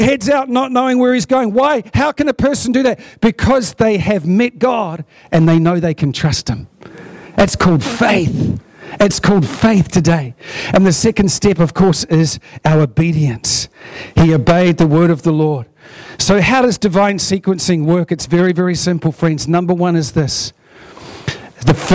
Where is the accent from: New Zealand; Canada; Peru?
New Zealand; Hunterville, Manawatū-Whanganui; We come from Dargaville and Hunterville. We're small town, country people